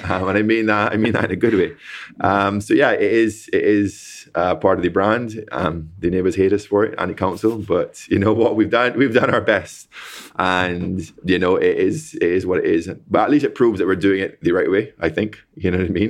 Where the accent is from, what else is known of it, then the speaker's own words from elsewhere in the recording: Barbados; moved away; I'm from Barbados, you know, born and raised